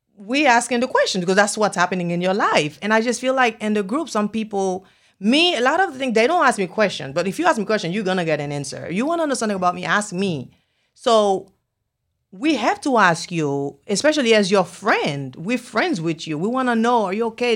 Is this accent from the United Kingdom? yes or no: no; Haiti; English is a second language; now in Miami, United States; I'm from Haiti. I speak Creole.